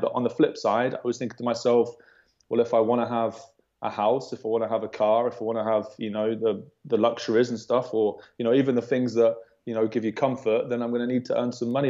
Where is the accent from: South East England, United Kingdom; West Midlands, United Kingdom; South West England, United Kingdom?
West Midlands, United Kingdom; Worcester; I'm from Worcester